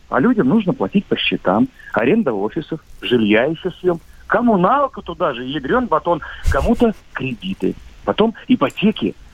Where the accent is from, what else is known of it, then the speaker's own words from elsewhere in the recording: Khabarovsk, Khabarovsk Krai, Russia; Да, так точно, Дальний Восток, Хабаровск.